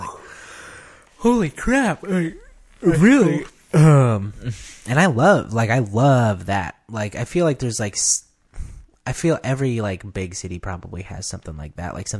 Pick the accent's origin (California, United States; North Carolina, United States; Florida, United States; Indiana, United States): California, United States; Livermore; Austin's like a little bit from the Bay Area. And I'm like, technically I am. Like, yeah, I get that Livermore's like nice and quiet, but like it is the Bay Area.